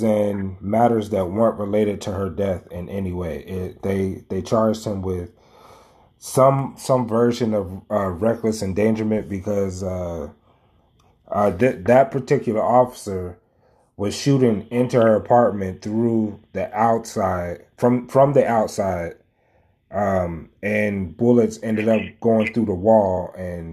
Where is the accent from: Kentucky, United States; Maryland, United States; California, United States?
Kentucky, United States; Louisville; moved away as an adult; my hometown